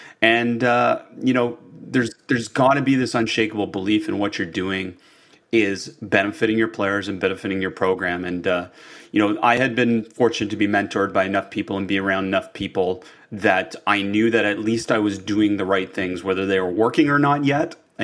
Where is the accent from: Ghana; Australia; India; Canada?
Canada; I think that's the biggest challenge for all of us as Canadian coaches